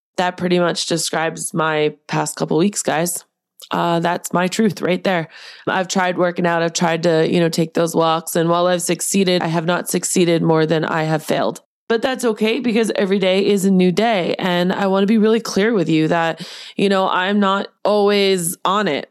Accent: Boston, Massachusetts, United States; that's my Bostonian roots. Did you guys know I was from Boston

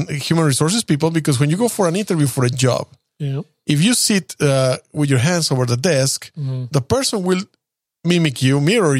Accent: California, United States; Well, I'm from California too.

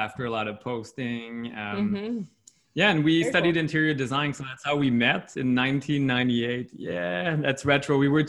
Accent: Canada; first language French; like we're not Quebecois, even though French is my first language. But in Quebec, it's very different.

